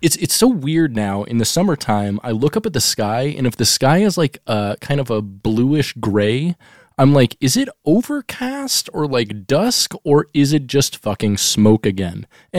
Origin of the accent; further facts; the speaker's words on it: Alaska, United States; now in Seattle, United States; our music culture in Alaska was, like, on an eight-year time delay, so … got big in Alaska when we were, like, in our early teens or something, in, like, 2000, 1999.